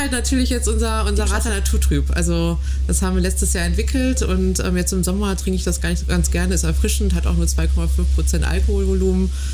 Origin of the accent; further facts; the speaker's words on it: Ruhr area, near Münsterland, North Rhine-Westphalia, Germany; also born or lived in Cologne; now in Frankfurt, Germany; Ich bin äh, gebürtig aus dem Ruhrgebiet, Ecke Münsterland